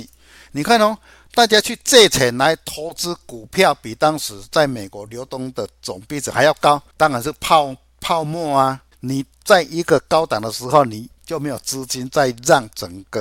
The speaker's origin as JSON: {"language": "Chinese", "town": "Chiayi", "region": "Chiayi City", "country": "Taiwan", "said": "大家好，"}